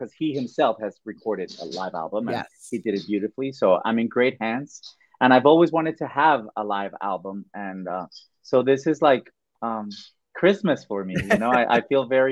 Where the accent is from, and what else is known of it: Mexico; English is a second language; moved away